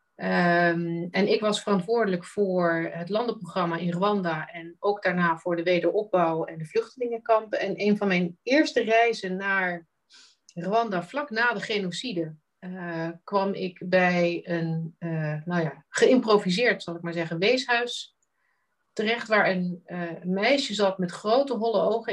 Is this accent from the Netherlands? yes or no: yes; Netherlands; moved away; die skillset die wij bijna van nature meekrijgen als Nederlander